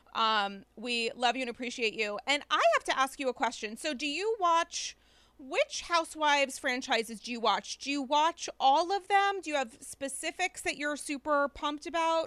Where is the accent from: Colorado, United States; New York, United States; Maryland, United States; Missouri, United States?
New York, United States; as a New Yorker